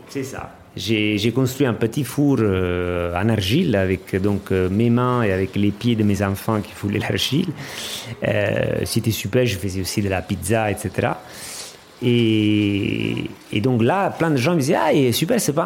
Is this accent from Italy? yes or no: yes; Amalfi Coast, Campania, Italy; French is a second language; moved away; Je viens d'Italie, de la région de la, de la côte amalfitaine. Euh, j'ai grandi dans une petite ville